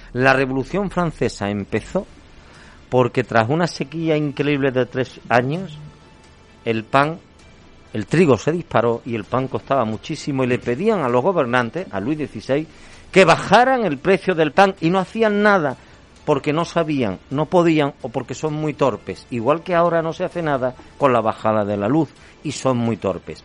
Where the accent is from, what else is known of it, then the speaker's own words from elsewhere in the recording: Andalusia, Spain; somos andaluces, hasta enero no pasamos frío, y menos en Sevilla